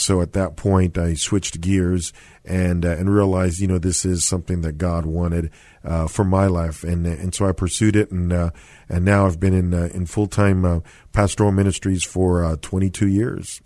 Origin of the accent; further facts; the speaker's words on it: San Antonio, Texas, United States; I was born and raised here in San Antonio, went to Jefferson High School